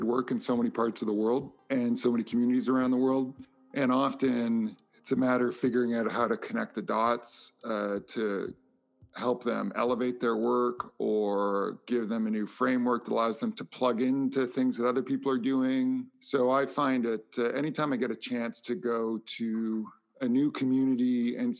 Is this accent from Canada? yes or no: yes; Vancouver, British Columbia, Canada; I grew up in Vancouver, Canada, on the West Coast, British Columbia